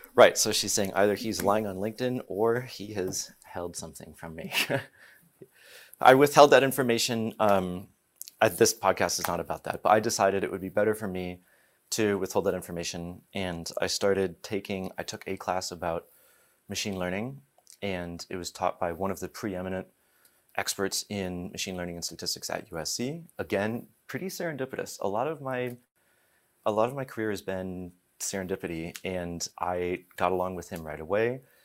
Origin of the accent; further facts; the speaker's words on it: East Coast, United States; also born or lived in Alsace, France; now in California, United States; I live in California, but I'm from the East Coast.